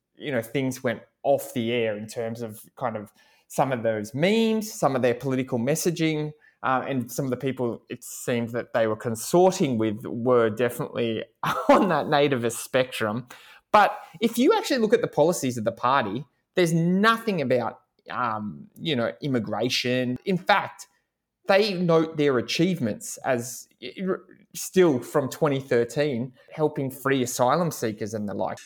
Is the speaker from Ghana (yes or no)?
no; Hawkesbury, Macquarie electorate, New South Wales, Australia; I grew up in the Hawke's Creek part of the seat